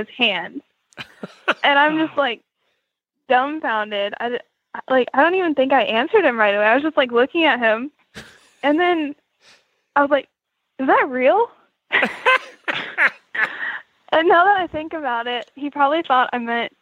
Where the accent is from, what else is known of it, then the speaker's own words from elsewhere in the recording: Florida, United States; moved away; I grew up in Florida